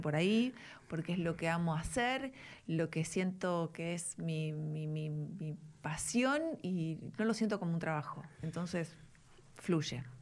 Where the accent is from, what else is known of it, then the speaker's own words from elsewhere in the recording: Buenos Aires, Argentina; also born or lived in Belgrano, Buenos Aires; nací en Palermo, hmm. después viví mi adolescencia en Belgrano